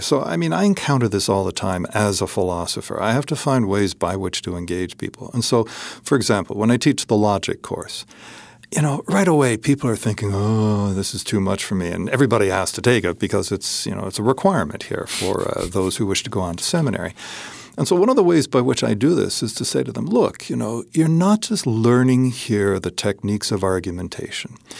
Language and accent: English; Hamilton, Ontario, Canada; now in Upstate New York, United States; I grew up just in Hamilton, Ontario